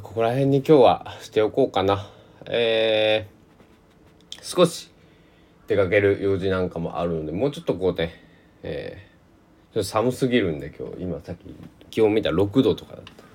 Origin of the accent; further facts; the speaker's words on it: Kochi, Japan; now in Takamatsu, Japan; 台風銀座の高知県で生まれ育った僕